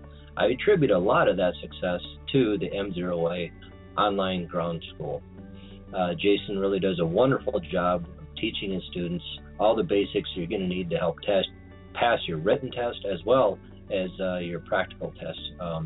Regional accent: Des Moines, Iowa, United States; I'm from Des Moines, Iowa.

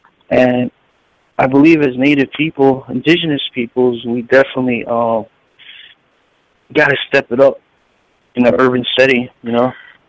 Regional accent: Puerto Rico; in my community back home in Puerto Rico, Borinquen, I come from Calle, my father's side

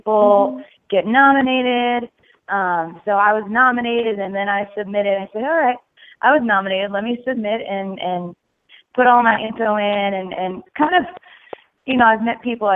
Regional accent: New York, United States; moved away as an adult; now in Nashville, United States; I'm originally from New York

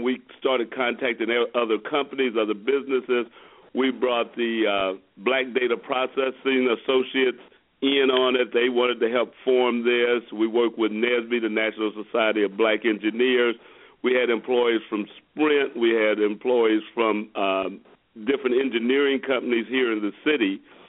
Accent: Kansas City, United States; also born or lived in Louisiana; I was born in Louisiana. I grew up, though, in Kansas City, so I've been in Kansas City since I was 2 years old, so I don't really remember anything about the South. But I grew up in Kansas City, educated in public schools

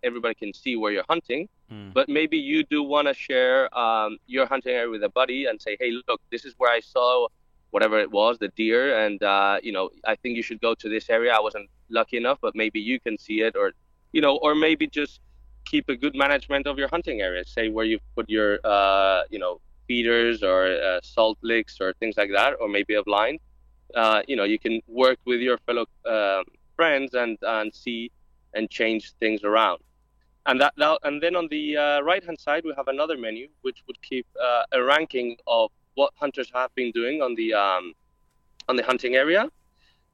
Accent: Spain; I come from Spain

